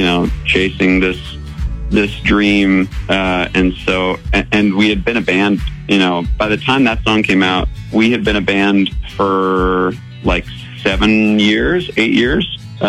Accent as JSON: {"language": "English", "region": "upstate New York", "country": "United States", "tie": "born or raised there", "moved": "yes", "lives_now": "California, United States", "said": "growing up in upstate New York, I was in the middle of the woods and the freezing cold"}